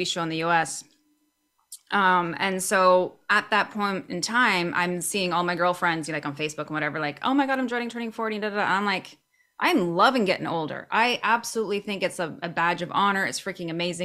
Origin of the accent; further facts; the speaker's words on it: Canada; moved away as an adult; also born or lived in Cabo San Lucas, Mexico; now in Vancouver, Canada; I'm a Canadian. Gotta love being in the Great White North.